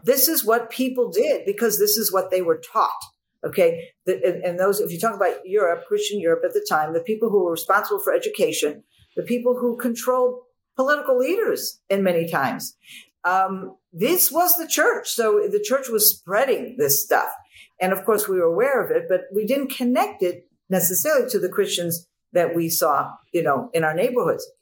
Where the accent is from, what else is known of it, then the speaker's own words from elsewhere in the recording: United States; growing up in the United States of America